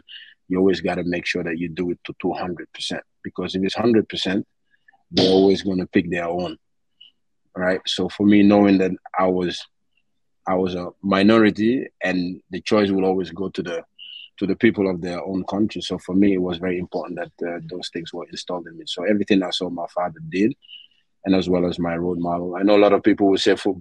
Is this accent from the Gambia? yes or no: yes; Gambia; growing up in Gambia when I was 8 years old, I had a great childhood